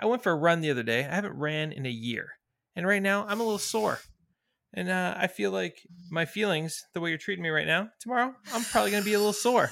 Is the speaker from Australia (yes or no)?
no; Toronto, Ontario, Canada; also born or lived in San Francisco; I'm from Toronto